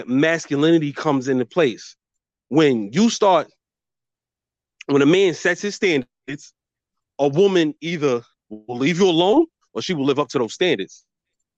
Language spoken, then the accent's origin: English; New York City, New York, United States; I'm from Brooklyn.